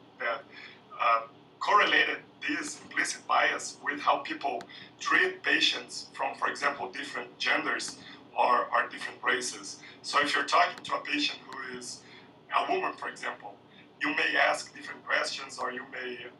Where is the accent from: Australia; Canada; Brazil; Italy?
Brazil; I'm from Brazil, and I'm a minority